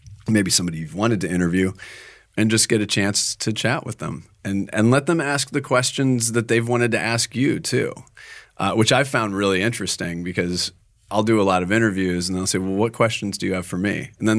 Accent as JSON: {"language": "English", "region": "Minnesota", "country": "United States", "tie": "born or raised there", "said": "I'm a native of Minnesota. And I just said Target. I did not said it like I was from Minnesota again."}